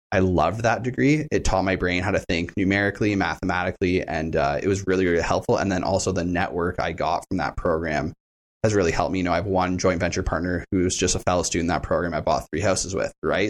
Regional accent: Hamilton, Ontario, Canada; I wasn't born in Hamilton, but I grew up in Hamilton

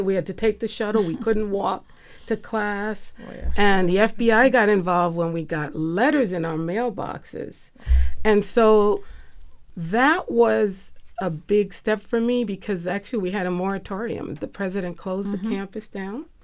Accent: New York City, New York, United States; I grew up in New York City in a Haitian household.

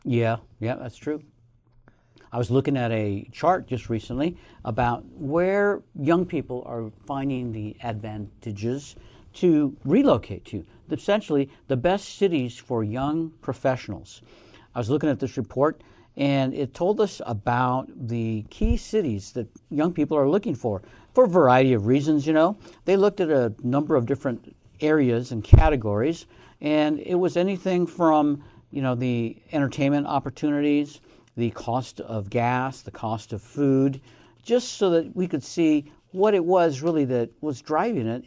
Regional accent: Colorado, United States; now in Reno, United States; Omaha, Nebraska, not far from where I grew up in Colorado.

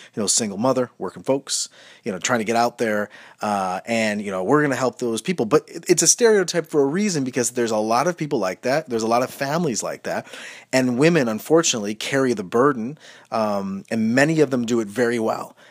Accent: Medina, Ohio, United States; Route eighteen where I grew up in Medina, Ohio

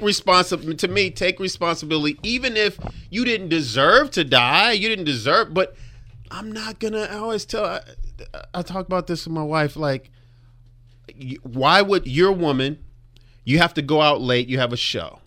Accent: Compton, California, United States; I grew up in Compton.

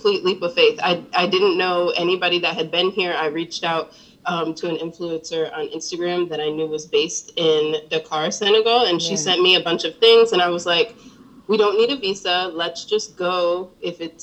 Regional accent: Augusta, Georgia, United States; moved away; also born or lived in Ohio / Charlotte, North Carolina; I was born in Ohio, but I grew up in Augusta, Georgia, and then my family moved to Charlotte

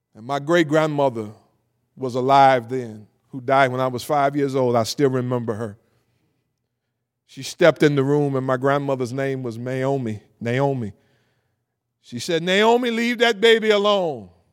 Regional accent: Cleveland, Ohio, United States; I grew up in Cleveland, Ohio, from a single parent home

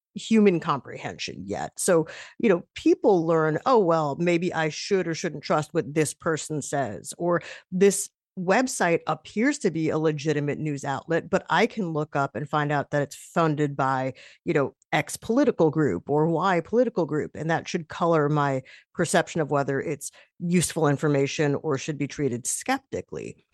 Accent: New York, United States; as a New Yorker

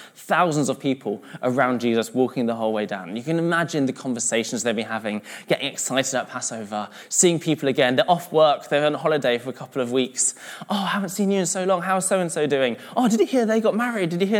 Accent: London, United Kingdom; now in Manchester, United Kingdom; I'm originally from London, but I'm mixed race and my mum's from Malaysia

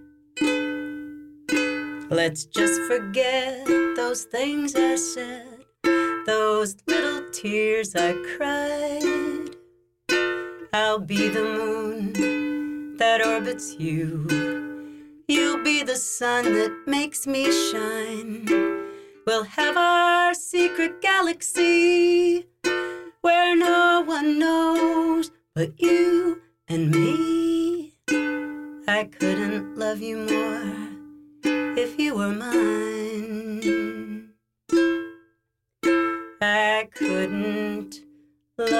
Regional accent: New France, Louisiana, United States; moved away as an adult; now in Paris, France; I'm from New France

